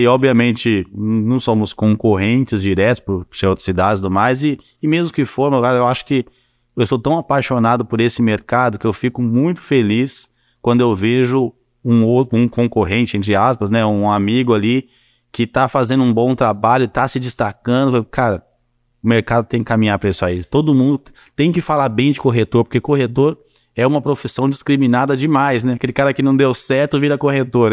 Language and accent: Portuguese; São Paulo, Brazil; moved away as an adult; also born or lived in Curitiba; now in Juiz de Fora, Brazil; eu sempre fui de São Paulo, até então eu tinha, eu tinha 24 anos na época. Sempre morei em São Paulo